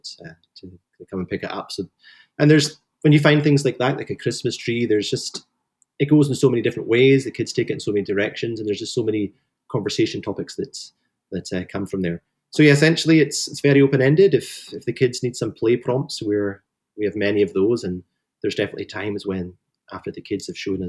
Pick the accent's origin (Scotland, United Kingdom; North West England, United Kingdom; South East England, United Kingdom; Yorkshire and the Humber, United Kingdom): Scotland, United Kingdom; Highlands of; I grew up in the Highlands of Scotland